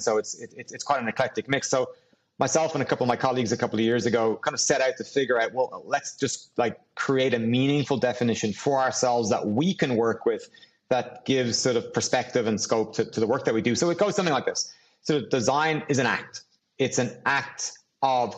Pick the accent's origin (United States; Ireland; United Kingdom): Ireland; Dublin, Leinster; growing up in Dublin